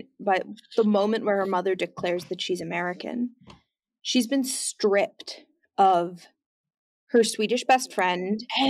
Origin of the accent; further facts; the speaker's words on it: Canada; I hold two passports. I'm German Canadian, so, like, Yeah, I spoke German in my house growing up. I speak German on the phone with my mother, and, like, we do German Christmas.